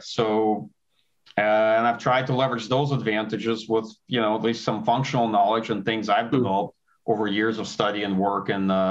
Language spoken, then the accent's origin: English; Kyiv, Ukraine; now in United States; I'm originally from the Soviet Union. I was born in Kiev, Ukraine. Came to the United States in the early 90s.